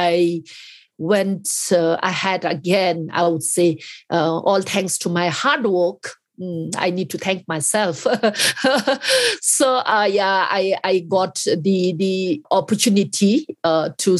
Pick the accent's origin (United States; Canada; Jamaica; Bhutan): Bhutan